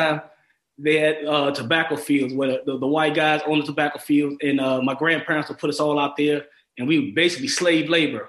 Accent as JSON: {"language": "English", "town": "Brooklyn", "region": "New York", "country": "United States", "tie": "born there", "said": "Sure. I was born in Brooklyn, New York in 1964."}